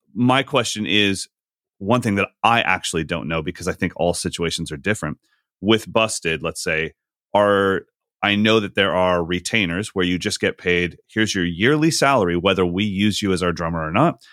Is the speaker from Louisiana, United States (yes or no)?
no; Sacramento, California, United States; a night in Sacramento, just in my hometown